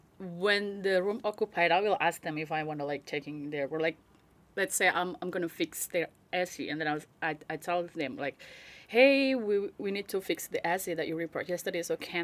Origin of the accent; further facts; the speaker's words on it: Yogyakarta, Special Region of Yogyakarta, Indonesia; moved away as an adult; I came from Jogja and I've been here for like, this year is 8 years.